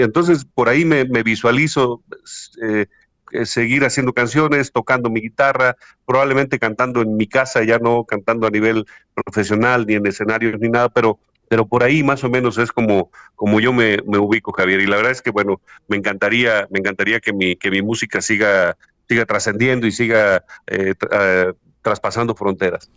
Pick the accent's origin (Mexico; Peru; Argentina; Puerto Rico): Mexico; Huasteca, Hidalgo; moved away as an adult; also born or lived in Mexico City; yo soy de la región de la Huasteca, en el estado de Hidalgo, acá en México